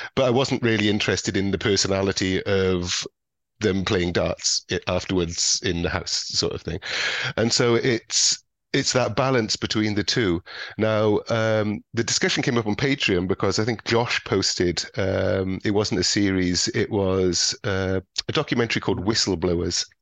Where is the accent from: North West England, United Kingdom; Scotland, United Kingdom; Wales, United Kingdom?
Wales, United Kingdom; Welsh; being Welsh